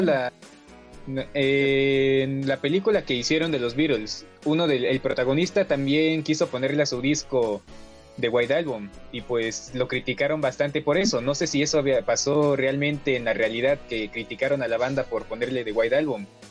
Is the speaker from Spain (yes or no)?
no; Mexico; somos de México